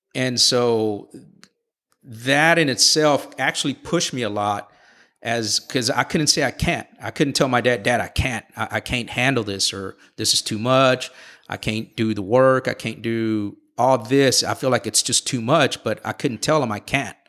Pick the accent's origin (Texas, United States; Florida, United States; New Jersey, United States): Texas, United States; Houston; I was born and raised here in Houston